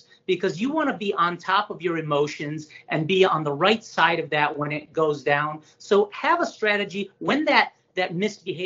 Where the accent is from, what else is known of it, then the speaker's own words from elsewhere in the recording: Northeast Ohio, United States; we're from Northeast Ohio